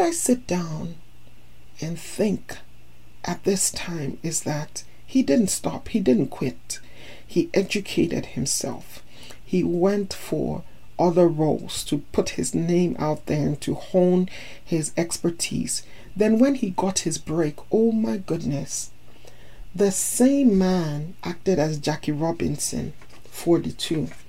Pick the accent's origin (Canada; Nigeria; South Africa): Nigeria; also born or lived in United States; As Nigerian and American